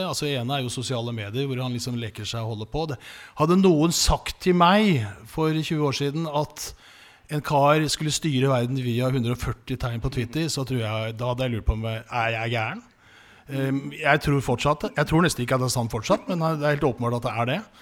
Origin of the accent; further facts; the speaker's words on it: Oslo, Norway; Men jeg vokste opp på Grorud